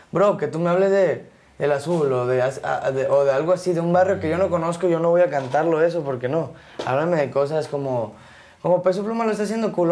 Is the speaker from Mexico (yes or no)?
yes; Mexico; also born or lived in Querétaro; nosotros somos mexicanos